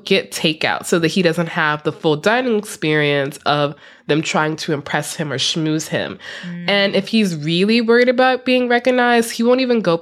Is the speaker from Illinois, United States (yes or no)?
yes; Chicago, Illinois, United States; my hometown, Chicago